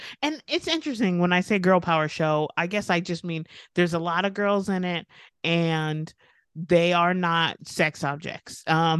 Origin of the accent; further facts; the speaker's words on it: United States; and then, and maybe that's my American ignorance showing, you know.